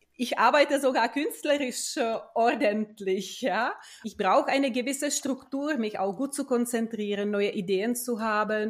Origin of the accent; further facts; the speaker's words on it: Czechia; moved away as an adult; also born or lived in Prague; now in Munich, Germany; Ich bin eine gebürtige Tschechin